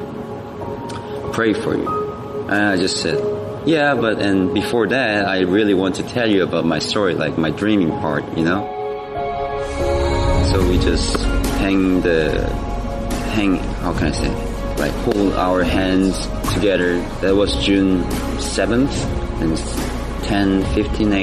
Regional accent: South Korea; English is a second language; moved away as an adult; I'm 26 years old, and I'm from South Korea, and I'm exchange student

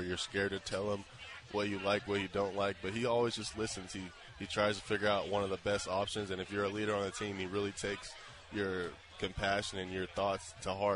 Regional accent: Austin, Texas, United States; moved away as an adult; now in Kansas, United States; I'm an Austin, Texas kid

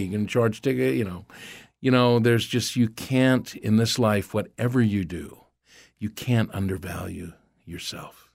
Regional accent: Philadelphia, Pennsylvania, United States; moved away as an adult; also born or lived in Los Angeles; growing up in Philadelphia was a certain flavor

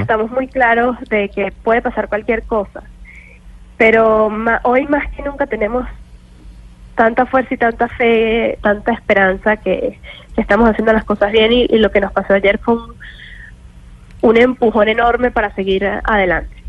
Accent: Venezuela

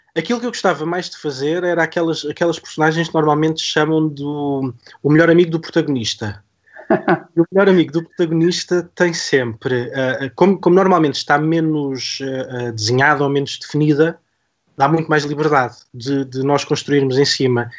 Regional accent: Algarve, Portugal; Eu sou do Algarve

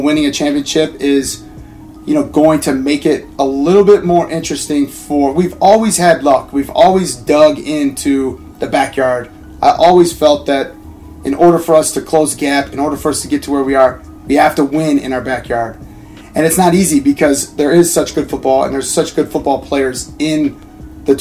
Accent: Chicago, Illinois, United States; growing up in Chicago

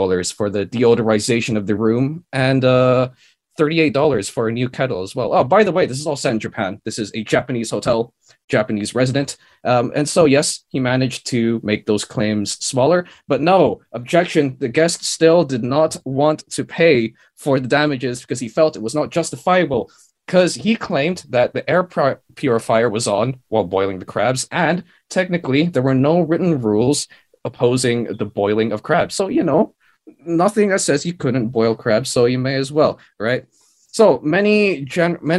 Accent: Philippines; I'm quite secure as a Filipino

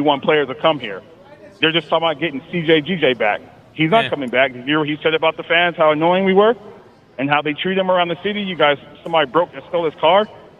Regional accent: California, United States; I'm from California

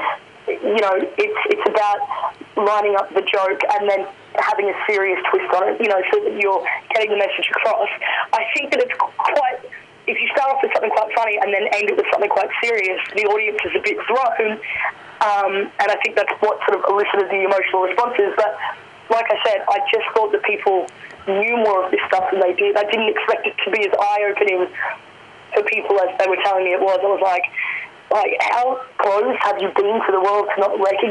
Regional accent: Brisbane, Queensland, Australia; I grew up in Brisbane, away from my mob

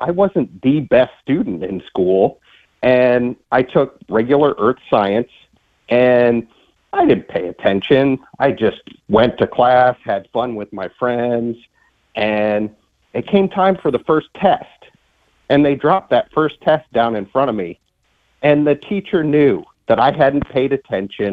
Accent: Northeast Ohio, United States; now in Charleston, United States; we saw plenty of snow where I grew up in Northeast Ohio.

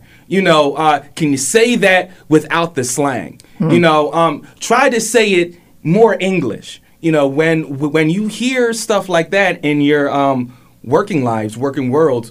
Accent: United States; They were like, no, I'm from Montgomery County

